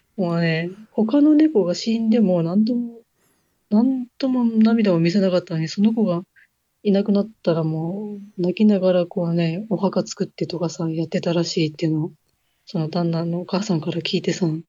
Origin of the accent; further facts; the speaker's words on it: Hokkaido, Japan; moved away as an adult; ほぼほぼ三十年、四十年ぐらい、ずっと北海道で住んでたじゃん